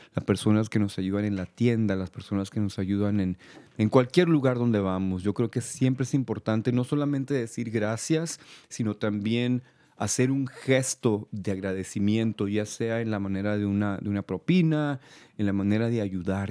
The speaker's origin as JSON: {"language": "Spanish", "town": "El Paso", "region": "Texas", "country": "United States", "also_born_or_lived": "California", "moved": "yes", "said": "yo soy de Texas, soy del Paso, Texas"}